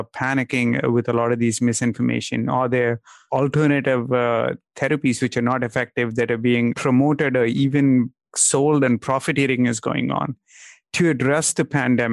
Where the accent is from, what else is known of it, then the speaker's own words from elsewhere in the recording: India; moved away; I'm Indian. I'm originally from India